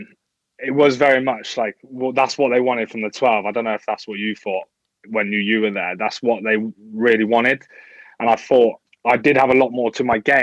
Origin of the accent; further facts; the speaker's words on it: Wales, United Kingdom; Wales sort of born and bred